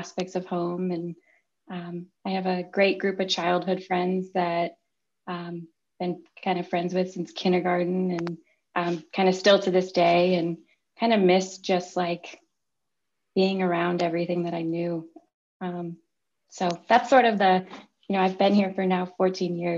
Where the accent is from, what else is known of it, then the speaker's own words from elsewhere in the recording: Chicago, Illinois, United States; also born or lived in Champaign, Illinois; I grew up in Chicago and came down to Champaign for school